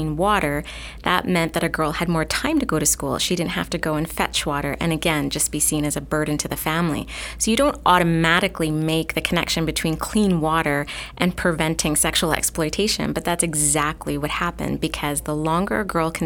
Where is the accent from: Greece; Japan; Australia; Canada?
Canada; Toronto, Ontario; moved away as an adult; also born or lived in Cambodia; born and raised in the Toronto area